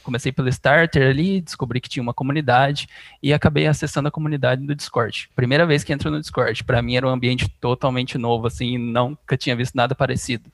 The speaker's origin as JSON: {"language": "Portuguese", "town": "Bebedouro", "region": "São Paulo", "country": "Brazil", "said": "Eu sou de Bebedouro, interior de São Paulo"}